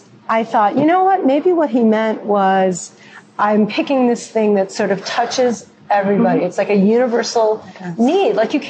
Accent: North Shore of Chicago, Illinois, United States; I'm from the North Shore of Chicago. You know, we make reservations. We don't cook.

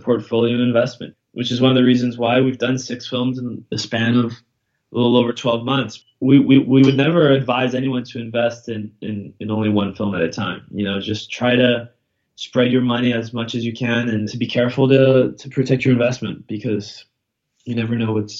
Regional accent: Brazil; also born or lived in London / New York / Boston; Well, I'm from Brazil, right, originally, but I grew up in London and New York and Boston.

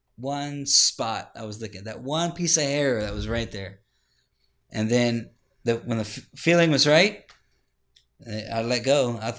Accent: Ohio, United States; now in Texas, United States; No, I'm from Ohio. Oh, wow. I was born and raised there.

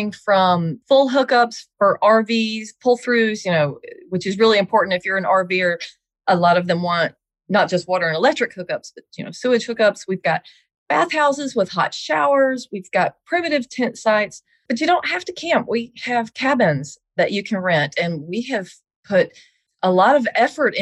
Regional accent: Smyrna, Georgia, United States; I'm a Smyrna native. I'm from Georgia, love Georgia.

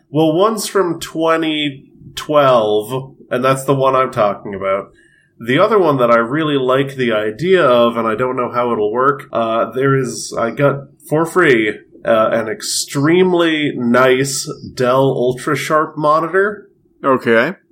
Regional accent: Australia; what do you know? I'm Australian.

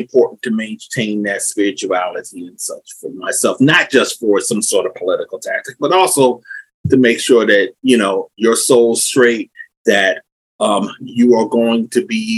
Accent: Somerset, New Jersey, United States; I was born here, well, not here where I'm at right now, but in North New Jersey. I was raised here where I'm at right now, Somerset, New Jersey.

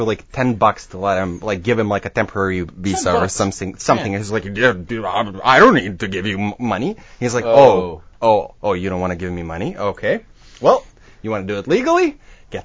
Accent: Serbia; I grew up in Serbia during the 90s

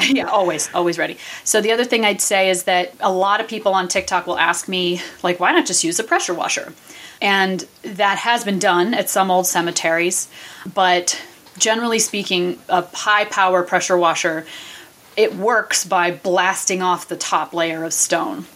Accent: New England, United States; now in Vermont, United States; I am born and raised in New England where there's a cemetery, you know, every hundred feet or so.

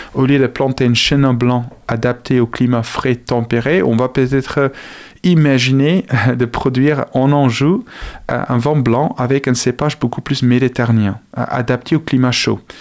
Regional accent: South Africa; French is a second language; now in France; je suis originaire d'Afrique du Sud

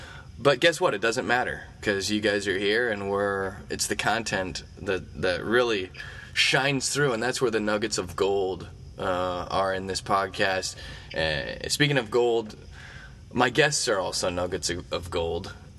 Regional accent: Eureka, Missouri, United States; moved away; I actually stopped by my high school football field in Eureka, Missouri

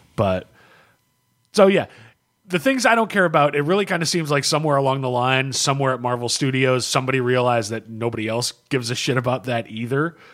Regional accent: United States; I'm an American

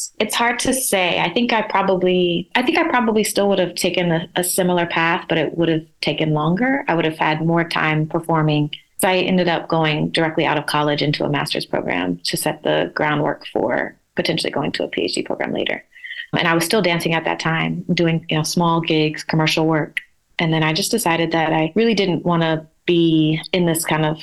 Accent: Oklahoma, United States; moved away as an adult; also born or lived in New York; growing up in Oklahoma

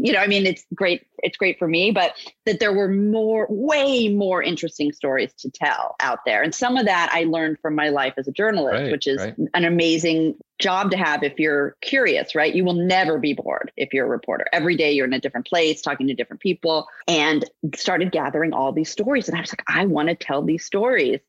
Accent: California, United States; I was not born in Kansas. I was born in California. Right. That's where I lived

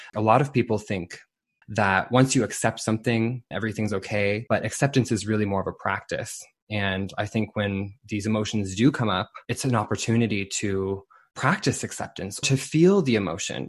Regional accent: Saint John, New Brunswick, Canada; my hometown of Saint John, New Brunswick

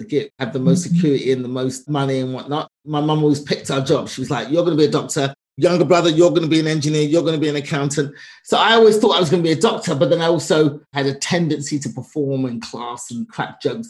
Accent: London, United Kingdom; accent: Cockney; moved away as an adult; now in United States; I'm a Cockney by birth. I'm a true Cockney. I was born, raised East London

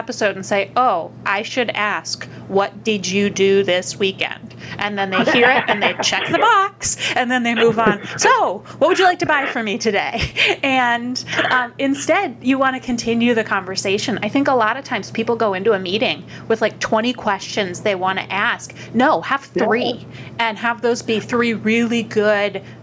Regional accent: Upper Peninsula of Michigan, United States; now in New York, United States; I'm from the Upper Peninsula of Michigan, and I always thought I'd move somewhere warm. Somehow I landed in New York

